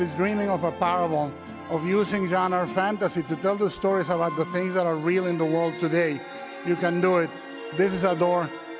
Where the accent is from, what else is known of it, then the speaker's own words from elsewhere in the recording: Mexico; I was a kid enamored with movies growing up in Mexico.